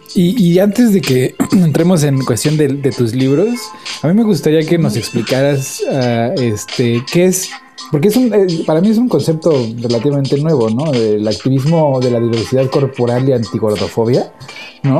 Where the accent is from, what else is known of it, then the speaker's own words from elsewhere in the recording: Mexico; moved away; porque yo soy mexicano, yo le entro la tortilla, taco, tamal